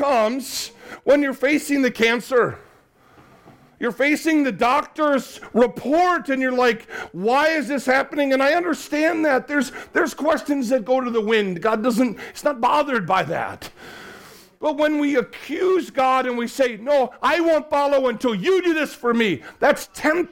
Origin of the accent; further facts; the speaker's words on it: Chicago, Illinois, United States; now in Cardiff, United Kingdom; I grew up in the Chicago area